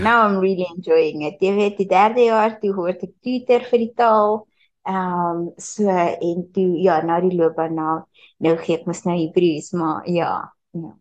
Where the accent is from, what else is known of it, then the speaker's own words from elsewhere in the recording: Pretoria, Gauteng, South Africa; also born or lived in Mpumalanga; ek is in Mpumalanga gebore, maar uh eh, toe toe ek ses was, toe het ons Gauteng toe getrek. Ons het Pretoria toe getrek